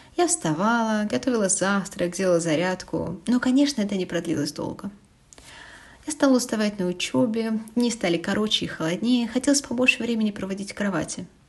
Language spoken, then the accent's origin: Russian; Kaliningrad, Kaliningrad Oblast, Russia; moved away as an adult; Еще в детстве в Калининграде